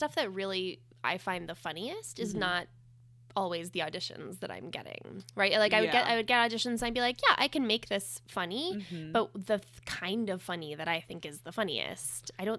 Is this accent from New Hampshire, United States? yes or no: yes; New Hampshire, United States; I grew up in southern New Hampshire, maybe 35 minutes north of Boston.